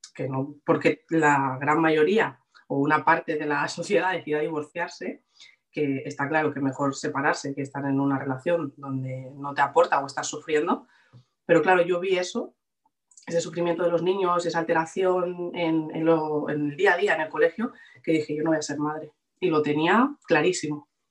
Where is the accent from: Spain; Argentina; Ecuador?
Spain; Barcelona, Catalonia; vivo en Barcelona, de toda la vida.